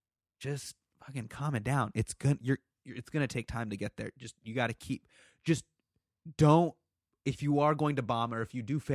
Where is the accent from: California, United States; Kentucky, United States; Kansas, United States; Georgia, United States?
California, United States; Sacramento; also born or lived in Davis; I'm from Sacramento. I grew up. I was born there. Yeah, yeah. Davis. So yeah, right outside Sacramento.